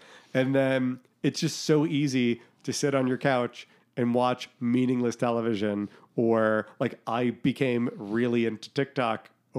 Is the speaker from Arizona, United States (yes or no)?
no; Boston, Massachusetts, United States; I'm from Boston, yes.